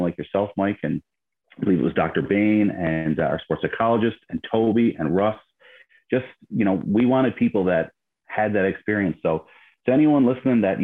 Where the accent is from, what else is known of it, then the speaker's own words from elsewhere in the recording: Harbour Grace, Newfoundland and Labrador, Canada; I grew up in Harbor Grace, a town of about 3,000 people